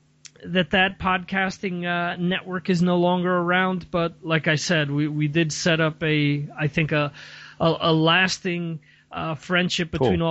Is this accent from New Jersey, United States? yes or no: yes; New Jersey, United States; growing up in North Jersey